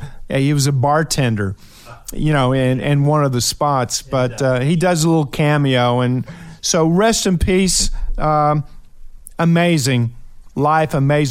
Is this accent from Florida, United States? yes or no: no; Ashland, Kentucky, United States; I'm from Kentucky. I think everybody knows that. Shout out to Ashland, Kentucky